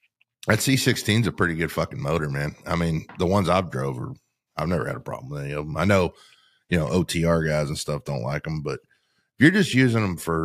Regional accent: Canada; I was from Canada originally.

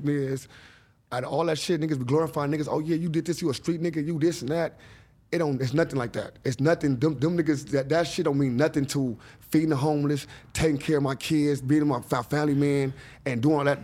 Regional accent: Los Angeles, California, United States; I grew up in John Muir

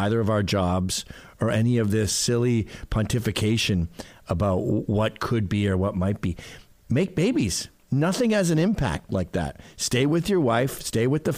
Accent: Canada; now in United States; I'm Canadian

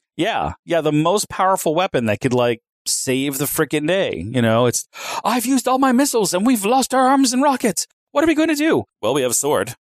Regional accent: Knoxville, Tennessee, United States; I come from Knoxville, Tennessee, round the corner from Gatlinburg, Tennessee.

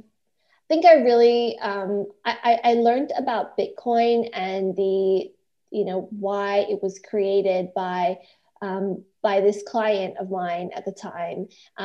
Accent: Indonesia; also born or lived in Malaysia / Australia; So I'm actually Australian, but I was born in Malaysia and grew up in Indonesia. So I've got quite a global background.

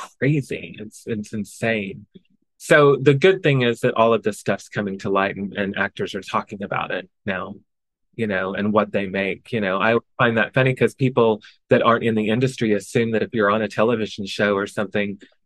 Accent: Oklahoma, United States; moved away; also born or lived in Chicago; I grew up in Oklahoma

